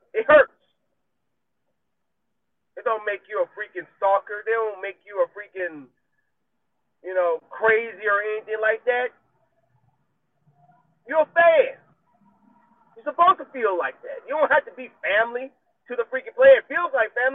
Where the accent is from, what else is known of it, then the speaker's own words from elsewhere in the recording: United States; accent: country twang; my country accent is coming in, my country twang